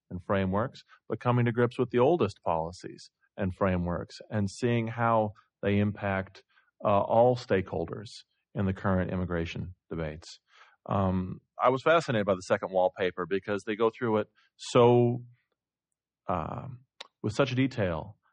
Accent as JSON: {"language": "English", "region": "Iowa", "country": "United States", "said": "I'm from Iowa"}